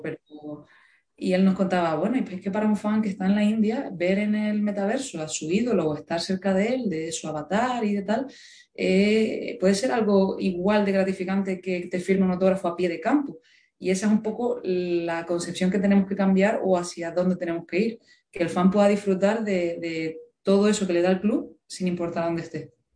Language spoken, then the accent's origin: Spanish; Gran Canaria, Canary Islands, Spain; moved away as an adult; now in Seville, Spain; yo soy de Gran Canaria